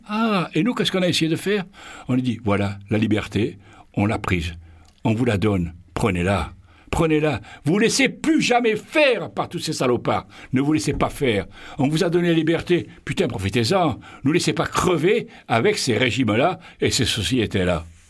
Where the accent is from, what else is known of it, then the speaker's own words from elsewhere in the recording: Marseille, Provence-Alpes-Côte d'Azur, France; chez nous à Marseille